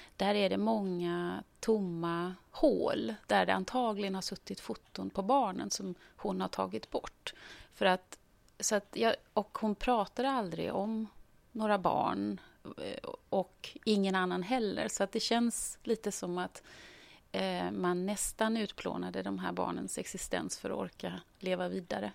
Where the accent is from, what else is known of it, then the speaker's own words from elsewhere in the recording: Gothenburg, Västra Götaland, Sweden; moved away as an adult; är född och uppvuxen i Göteborg